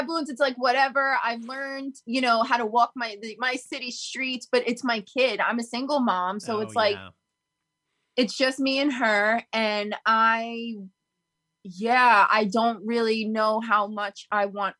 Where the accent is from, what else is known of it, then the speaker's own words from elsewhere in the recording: New York City, New York, United States; I'm born and raised in New York City. I know no other home but this one